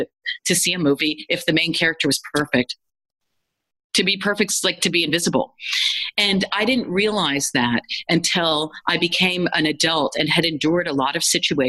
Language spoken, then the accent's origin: English; United States; as a kid growing up in the United States